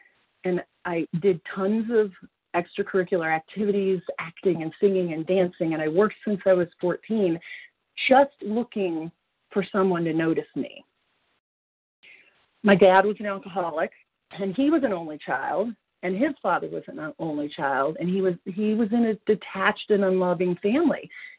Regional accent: Colorado, United States; I'm from Colorado.

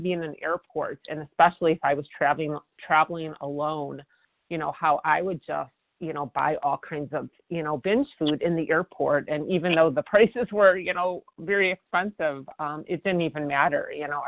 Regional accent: Chicago, Illinois, United States; I became a military spouse when I was in my mid, when we were in our mid 30s, and I am from Chicago

